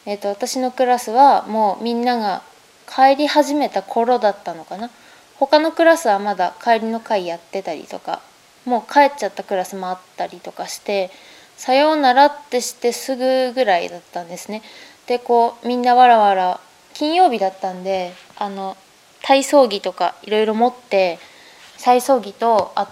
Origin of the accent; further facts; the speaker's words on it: Fukushima, Japan; moved away as an adult; now in Tokyo, Japan; 私の生まれが福島県なんですけど福島県のまあ中部というか南部というかまあ中部南部の境県南の方で生まれましてでそこで育ったんですけれども、